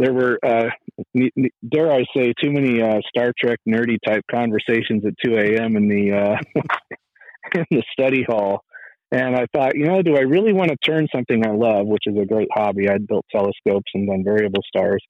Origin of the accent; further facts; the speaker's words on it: Fresno, California, United States; moved away; also born or lived in Tucson; I was born and raised in Fresno, California